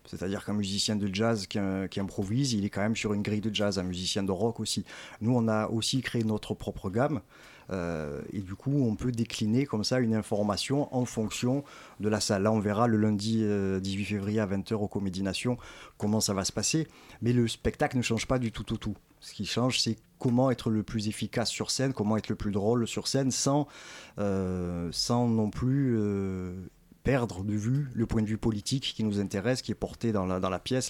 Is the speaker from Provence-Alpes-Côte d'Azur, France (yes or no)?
yes; Marseille, Provence-Alpes-Côte d'Azur, France; born or raised there